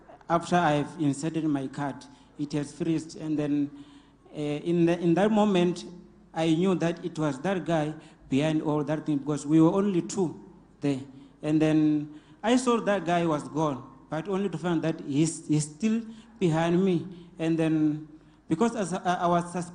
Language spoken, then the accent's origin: English; Venda, Limpopo, South Africa; I'm from Venda